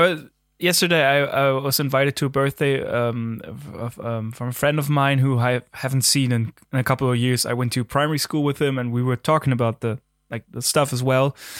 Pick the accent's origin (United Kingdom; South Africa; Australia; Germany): Germany; accent: German; English is a second language; there's my German again